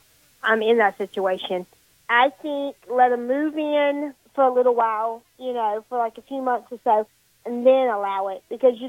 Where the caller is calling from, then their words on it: Blaine, Louisiana, United States; I'm calling from Blaine, Louisiana.